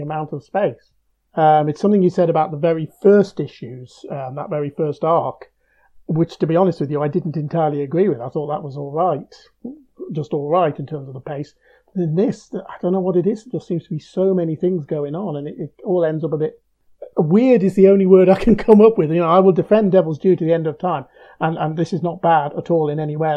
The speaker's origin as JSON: {"language": "English", "country": "United Kingdom", "said": "as a British reader"}